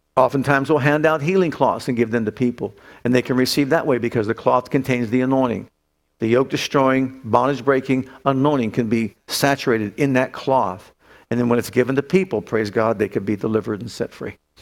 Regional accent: Youngstown, Ohio, United States; moved away; when I lived in Youngstown, when I grew up in Youngstown

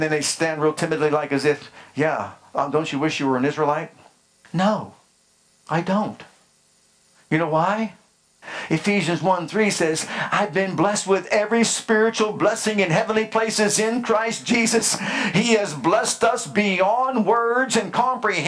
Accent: United States; I'm American, Italian. If I go by ancestry, I'm Greek.

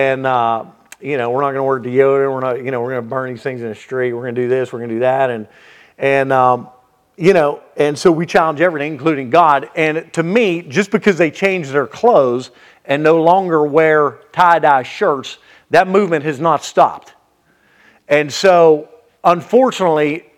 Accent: Brighton Township, Pennsylvania, United States; moved away as an adult; now in West Virginia, United States; I'm from Brayton Township

